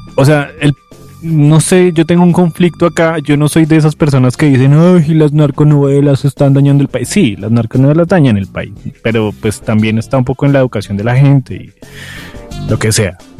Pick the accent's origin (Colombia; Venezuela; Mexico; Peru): Colombia; uno como colombiano